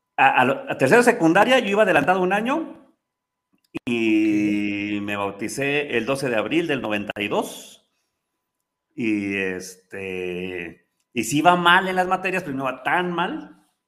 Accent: Pachuca, Hidalgo, Mexico; also born or lived in Mexico City; Yo nací en la Ciudad de México. Mi mamá es de Pachuca, mi papá es de Jalisco, de este, Jalostotitlán, de los Altos de Jalisco. Pero yo vivía en la Ciudad de México, nací en la Ciudad de México, ahí este, en viaducto. Y pues, yo estaba bien, pero a los tres años eh, fallece mi abuela materna y se tiene un accidente mi abuelo materno y nos venimos a Pachuca

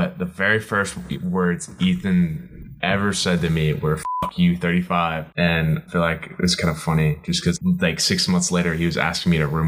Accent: Memphis, Tennessee, United States; from Memphis.

